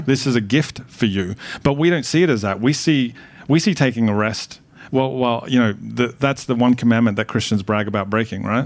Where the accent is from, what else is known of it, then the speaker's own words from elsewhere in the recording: Melbourne, Victoria, Australia; also born or lived in Carlton, Victoria; I was born in Carlton. Okay. And grew up in Collingwood.